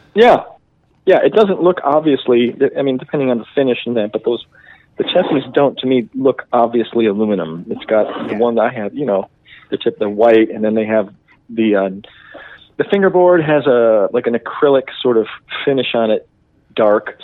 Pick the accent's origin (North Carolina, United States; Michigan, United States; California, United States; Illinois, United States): Michigan, United States; Detroit; growing up in the Detroit